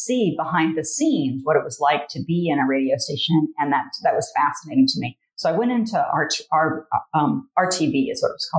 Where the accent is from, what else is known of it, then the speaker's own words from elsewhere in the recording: Licking County, Ohio, United States; also born or lived in Taos, New Mexico; I grew up in Licking County. So yeah, it's in Ohio. It's probably 45 minutes northeast of Columbus. I grew up on a farm